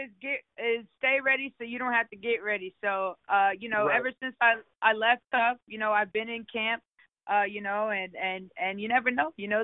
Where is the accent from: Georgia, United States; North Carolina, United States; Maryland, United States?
Maryland, United States; Baltimore; now in Texas, United States; I'm from Maryland. I grew up in Baltimore